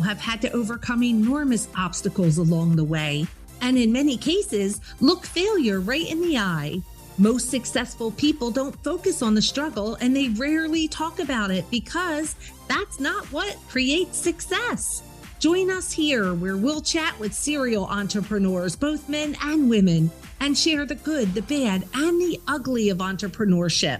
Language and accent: English; New Jersey, United States; we're Jersey girls